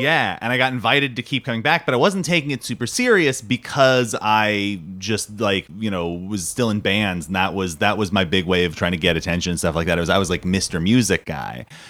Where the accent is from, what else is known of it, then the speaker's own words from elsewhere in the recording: Southern California, United States; I am a California native, like, 'cause I was born and raised in Southern California.